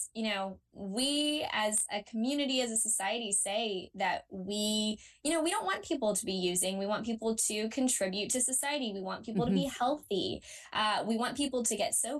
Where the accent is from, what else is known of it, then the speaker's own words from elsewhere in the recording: Lexington, Kentucky, United States; moved away as an adult; now in Georgia, United States; my hometown of Lexington, Kentucky